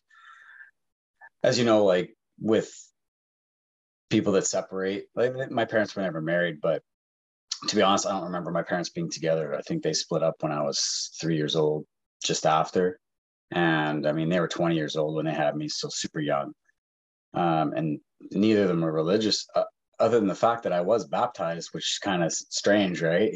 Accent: Vancouver, British Columbia, Canada; also born or lived in Montreal, Quebec; I was born in Montreal, raised in Vancouver area.

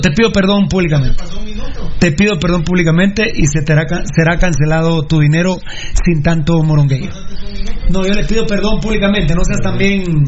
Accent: Sololá, Guatemala; prácticamente soy nacido en Sololá

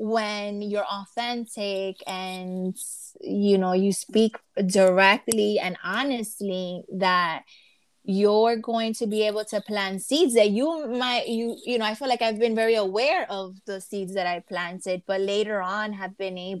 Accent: New York, United States; I was born and raised here

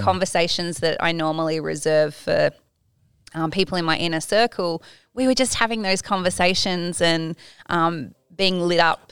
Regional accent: Tasmania, Australia; now in Gold Coast, Australia; I grew up in Tasmania

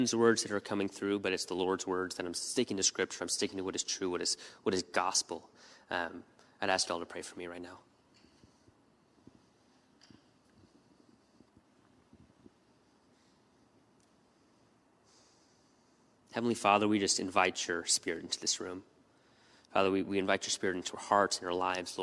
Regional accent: United States; being American

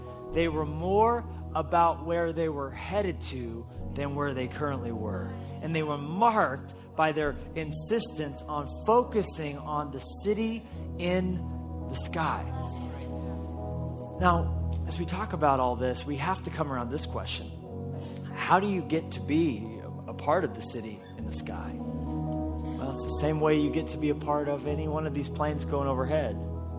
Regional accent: Colorado, United States; born there; no, I was born in Colorado. But I'm not from Colorado.

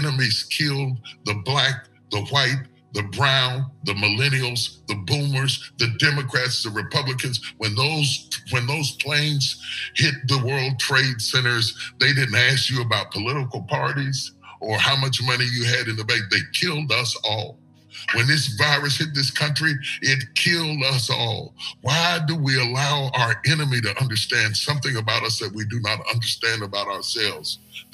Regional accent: West Virginia, United States; I'm from West Virginia. There was only 5% black. I grew up around white people

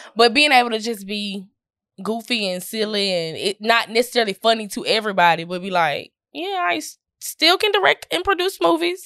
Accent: Columbus, Mississippi, United States; now in Birmingham, United States; I'm from Columbus, Mississippi

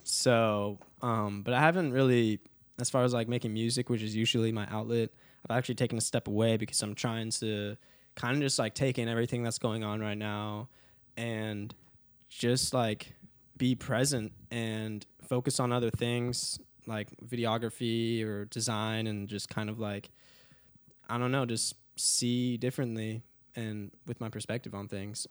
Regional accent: Dallas, Texas, United States; also born or lived in California; now in Nashville, United States; I moved to Dallas when I was, like, six.

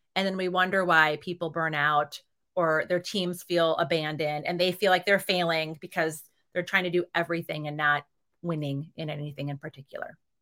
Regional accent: Reedsville, Wisconsin, United States; moved away; My hometown is, um, twelve hundred people. It's thirty miles south of Green Bay

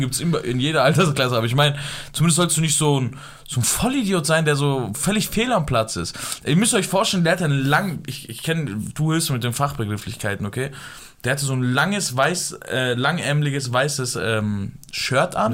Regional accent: Afghanistan; ich bin Afghaner

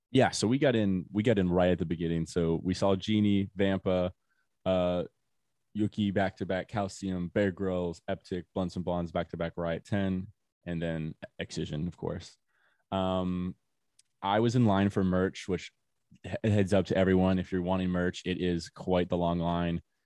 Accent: Florida, United States; I'm from Florida

